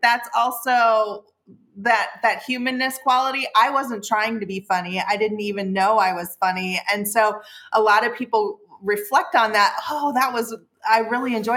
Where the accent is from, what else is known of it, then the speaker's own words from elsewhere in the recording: Midwest, United States; also born or lived in Seattle; now in Baja California, Mexico; I'm from the Midwest. My dad's a former salesman.